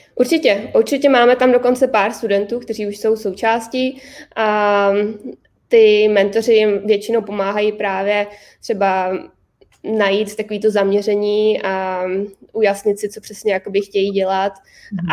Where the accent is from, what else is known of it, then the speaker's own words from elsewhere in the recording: Hradec Králové, Hradec Králové Region, Czechia; moved away as an adult; also born or lived in Prague; now in United States; já jsem z Hradce Králové